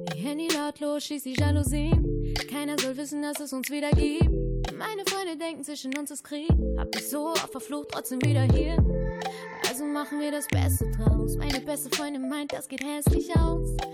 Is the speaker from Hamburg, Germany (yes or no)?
no; Bielefeld, North Rhine-Westphalia, Germany; ich bin auch ein Bielefelder Mädel